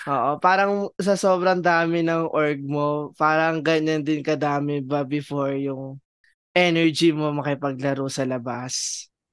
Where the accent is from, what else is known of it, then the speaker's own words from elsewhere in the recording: Rizal, Calabarzon, Philippines; galing ako sa Rizal